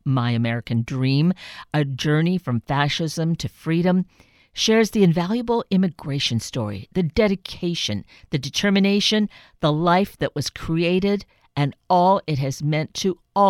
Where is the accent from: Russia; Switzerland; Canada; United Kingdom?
Canada; Manitoba; now in Seattle, United States; my origins are actually in Central Canada. I grew up in Manitoba.